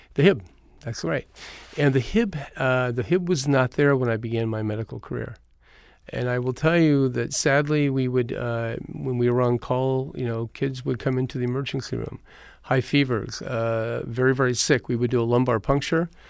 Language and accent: English; Eureka, California, United States; born or raised there; now in Los Angeles, United States